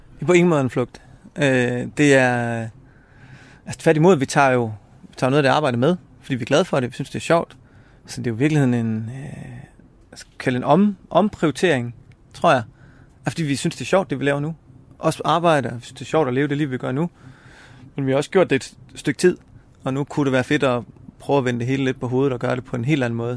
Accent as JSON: {"language": "Danish", "town": "Esbjerg", "region": "Southern Denmark", "country": "Denmark", "tie": "born or raised there", "said": "Jeg er født og opvokset i Esbjerg"}